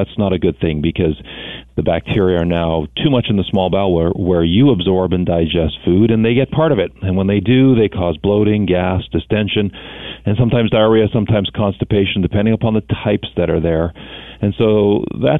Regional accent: Thunder Bay, Ontario, Canada; I was born in Thunder Bay, Ontario

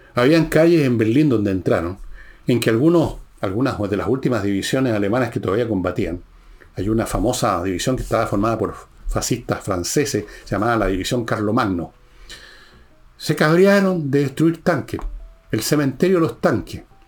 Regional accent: Chile

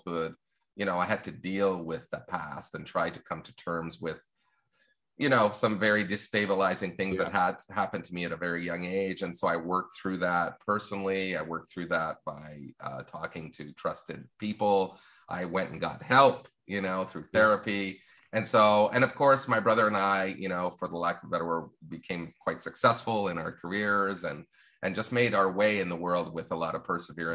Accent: Longueuil, Quebec, Canada; my own experience growing up in the South Shore of Montreal and Longueuil

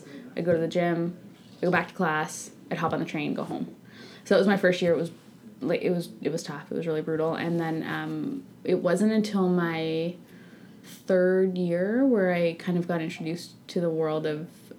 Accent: Sydney, Nova Scotia, Canada; moved away as an adult; also born or lived in Toronto; I'm actually from Sydney, Nova Scotia, so located in Cape Breton. I grew up in Sydney. I moved to Ryerson to go to school when I was 18.

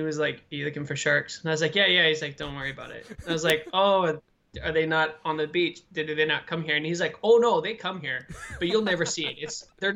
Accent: Canada; moved away as an adult; also born or lived in Toronto / Los Angeles; now in England; I was born and raised in Canada

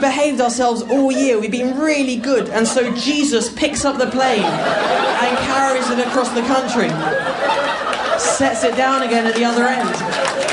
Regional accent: England, United Kingdom; accent: English

